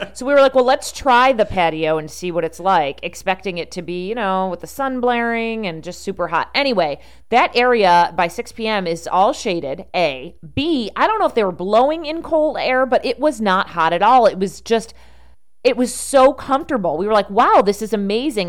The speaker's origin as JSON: {"language": "English", "town": "Rochester", "region": "New York", "country": "United States", "tie": "born or raised there", "moved": "yes", "said": "you and I grew up in Rochester, New York"}